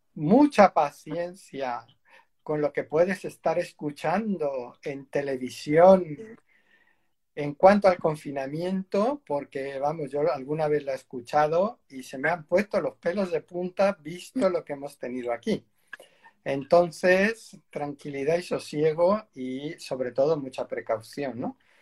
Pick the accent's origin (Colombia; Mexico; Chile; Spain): Spain; aquí en España